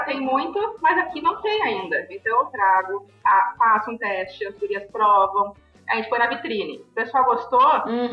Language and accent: Portuguese; Novo Hamburgo, Rio Grande do Sul, Brazil; nasci em Novo Hamburgo